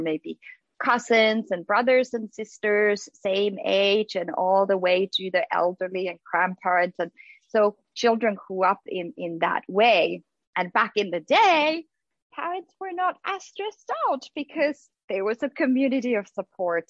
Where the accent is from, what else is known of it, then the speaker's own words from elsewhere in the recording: Finland; now in United States; growing up in Finland